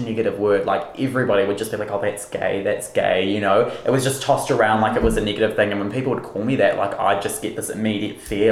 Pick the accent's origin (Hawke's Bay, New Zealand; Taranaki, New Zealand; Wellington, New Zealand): Wellington, New Zealand; also born or lived in Auckland; I live in Wellington. Um, I've, yeah, pretty much grown up here my whole life, I think, for the past 20 years. Um, I was born in Auckland